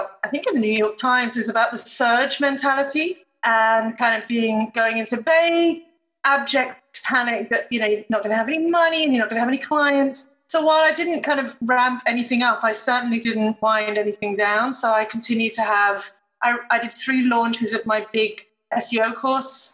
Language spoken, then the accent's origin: English; Chester, North West England, United Kingdom; moved away as an adult; now in Sydney, Australia; I am, of course, British, born in wonderful Chester near Manchester. But I've been here for about, 20 years now.